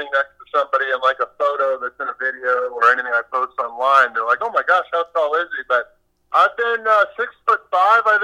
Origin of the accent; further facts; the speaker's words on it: St. Louis, Missouri, United States; also born or lived in Kansas City, Missouri; While I'm from St. Louis